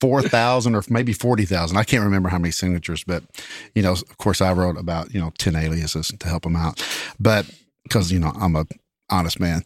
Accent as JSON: {"language": "English", "region": "Kentucky", "country": "United States", "tie": "born or raised there", "said": "growing up in Kentucky"}